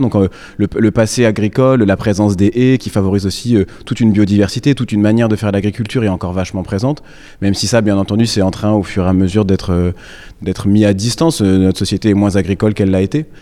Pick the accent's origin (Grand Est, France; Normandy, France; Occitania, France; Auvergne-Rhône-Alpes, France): Normandy, France; Coutances; je suis né à Coutances, mes parents habitent aujourd'hui encore à Renierville, et donc bah, la Normandie, c'est ma terre natale